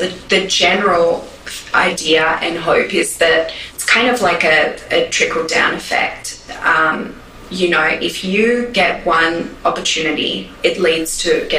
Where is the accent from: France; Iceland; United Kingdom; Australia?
Australia; now in New York, United States; me as an Australian